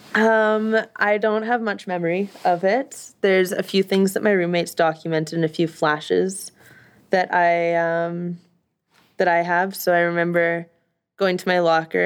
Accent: Winnipeg, Manitoba, Canada; I'm from Winnipeg, so this is in the, the millennial, millennial library in Winnipeg

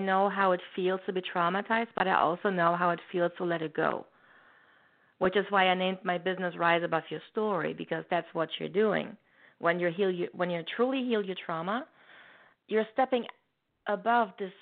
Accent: Germany; moved away as an adult; now in Canada; I'm originally from Germany

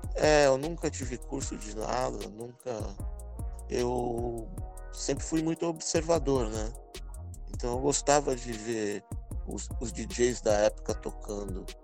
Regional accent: São Paulo, Brazil; eu vim do centro de São Paulo, ali no bairro do Bexiga, nascido e criado ali. Hoje moro na Zona Sul

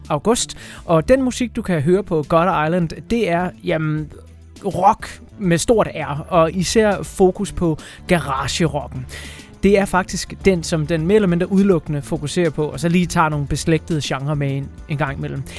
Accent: South Funen Archipelago, Southern Denmark, Denmark; min hjemstavn til Sydfynske Øhav

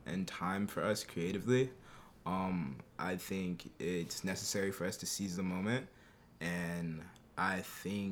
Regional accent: New York City, New York, United States; also born or lived in Albany, New York; I'm from Harlem. I also grew up like on the Upper West Side of the city

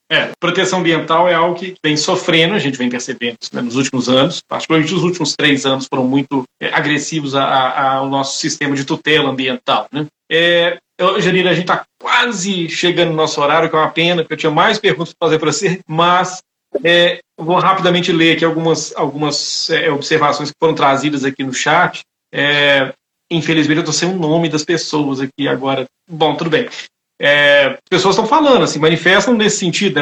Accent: Itabira, Minas Gerais, Brazil; Eu sou de Itabira, eu cresci a menos de um quilômetro de distância de uma mina gigantesca

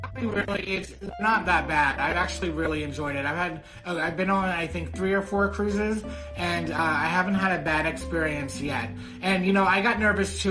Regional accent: outside Baltimore, Maryland, United States; moved away as an adult; also born or lived in New York City; now in San Francisco, United States; I'm from Maryland, and I'm from like a rural area, and that's kind of why I left

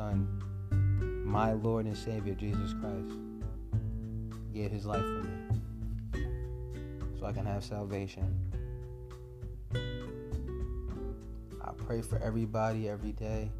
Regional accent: United States; I was born in America

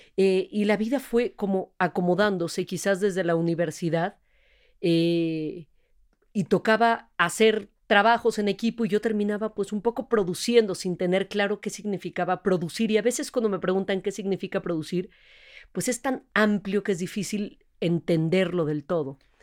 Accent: Mexico; Yo nací acá, de papás extranjeros, papá extranjero también, eh, pero soy, tengo doble nacionalidad, pero soy orgullosísimamente

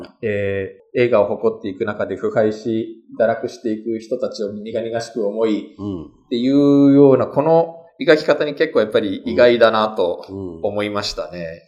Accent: Kanto, Japan; 私が関東出身だからかもしれないんですけど

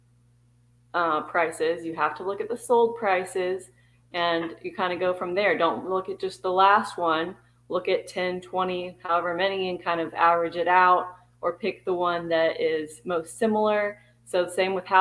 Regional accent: Texas, United States; I was born and raised in Texas

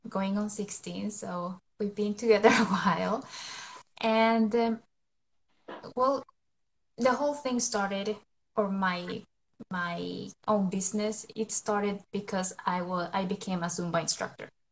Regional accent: Colombia; now in Sweden; I'm from Colombia, but I live in Sweden. I have lived in Sweden for over 20 years now

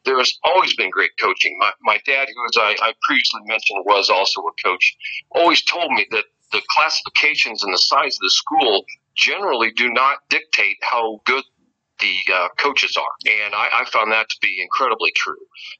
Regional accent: Valley Heights, Kansas, United States; I was from Valley Heights

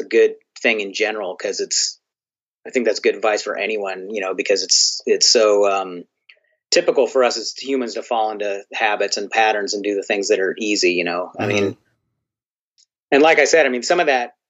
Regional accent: United States; for me as an American

